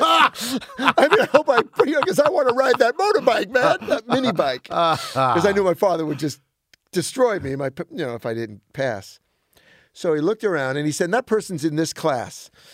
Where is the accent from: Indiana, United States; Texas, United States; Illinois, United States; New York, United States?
New York, United States; New York City; also born or lived in Brooklyn, New York / Flushing, Queens, New York; I was born in Maimonides, which was the old Israel Zion. Um, I grew up uh, for a few years in Brooklyn. Then my parents moved to Queens, to Flushing